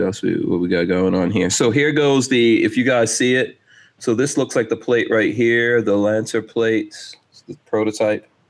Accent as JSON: {"language": "English", "town": "New York City", "region": "New York", "country": "United States", "tie": "born or raised there", "said": "I grew up in Far Rockaway um, in Queens"}